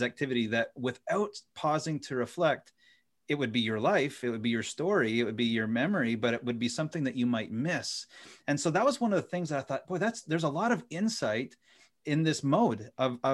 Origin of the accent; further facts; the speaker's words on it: Ottawa Valley, Ontario, Canada; moved away as an adult; now in Indiana, United States; I grew up in the Ottawa Valley